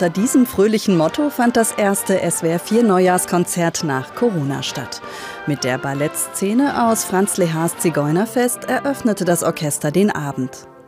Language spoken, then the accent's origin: German; Ukraine; German is a second language; über die Heimatland singe ich und dann stelle ich mir vor mein Heimatland Ukraine.